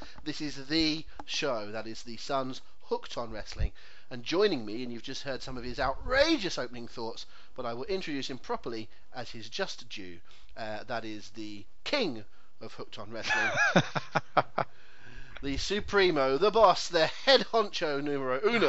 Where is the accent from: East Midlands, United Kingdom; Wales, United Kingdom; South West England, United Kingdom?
South West England, United Kingdom; Devon; I'm a Devonian